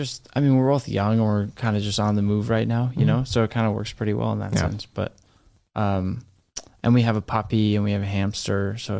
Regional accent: Boston, Massachusetts, United States; No. I'm from Boston.

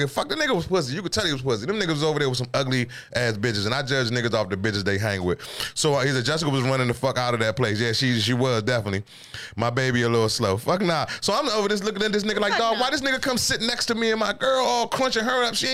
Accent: Seat Pleasant, Maryland, United States; moved away as an adult; now in Virginia, United States; growing up in Seat Pleasant, growing up in the DMV, DC, all over the, I, I did some nigga shit, hood rat shit. So I understand yeah. when you're a certain age. But once I moved to, I moved, I moved out of the city at 23.

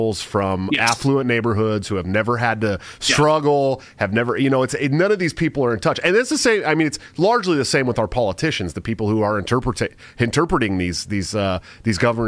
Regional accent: Bay Area, California, United States; somebody who grew up in the Bay Area in California

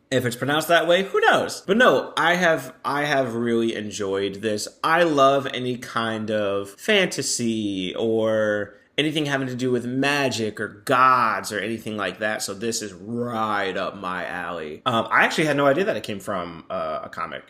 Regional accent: North Carolina, United States; I'm from North Carolina

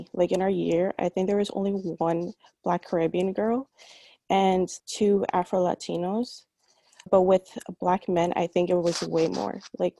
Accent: New York City, New York, United States; I grew up in New York practically all my life. I first was born in Queens and then I moved to Brooklyn 10 years ago. But my parents are originally from Caracas, Venezuela.

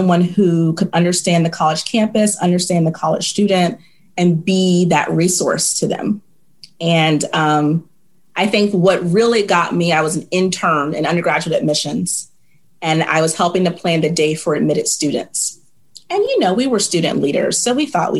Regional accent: Virginia, United States; moved away as an adult; now in Nashville, United States; I'm from Virginia

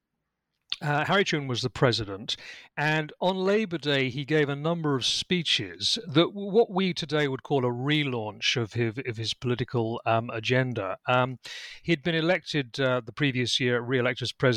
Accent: United Kingdom; accent: British; also born or lived in Lincolnshire, England; as I think you can tell from my accent, I'm British. I'm actually speaking to you from my home in Lincolnshire in England

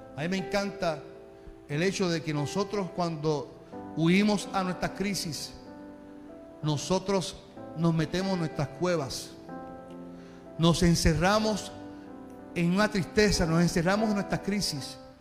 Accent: Carolina, Puerto Rico; yo soy de Carolina

